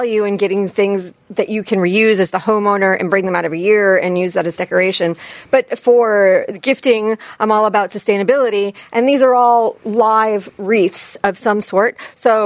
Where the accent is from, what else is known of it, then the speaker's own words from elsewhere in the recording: New England, United States; I'm from New England